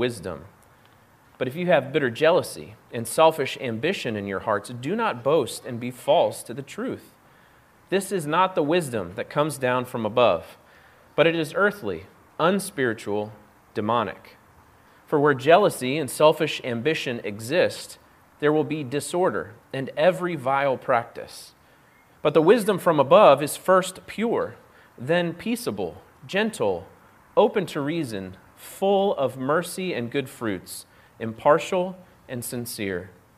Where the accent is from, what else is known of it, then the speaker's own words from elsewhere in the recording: Orlando, Florida, United States; I grew up in Orlando, Florida